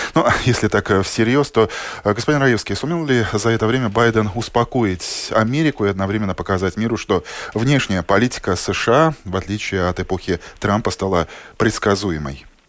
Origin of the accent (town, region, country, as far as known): Latvia